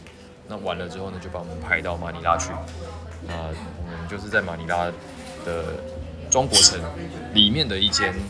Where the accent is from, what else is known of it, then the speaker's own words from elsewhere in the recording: Taiwan; 然后我来自台湾，那么我目前是一档播客节目叫做《东邪西毒》的主持人之一。